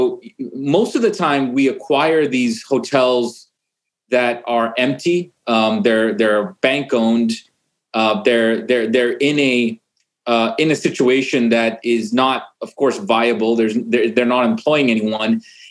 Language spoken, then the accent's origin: English; Vancouver, British Columbia, Canada; moved away; I'm actually originally from Vancouver, Canada, and my parents originally actually came from Uganda, East Africa.